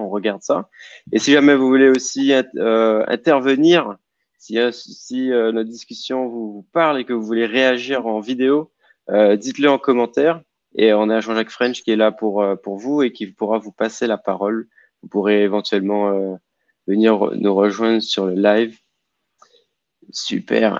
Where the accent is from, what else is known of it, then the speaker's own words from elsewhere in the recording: Guadeloupe; chez nous en Guadeloupe